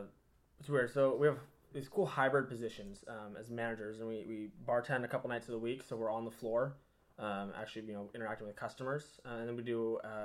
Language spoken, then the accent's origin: English; Covington, Washington, United States; From here in Seattle, or I guess Maple Valley. So Covington, kind of a little further south, southeast of here.